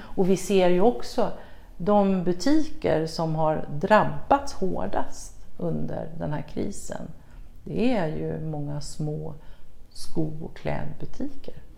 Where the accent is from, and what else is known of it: Sweden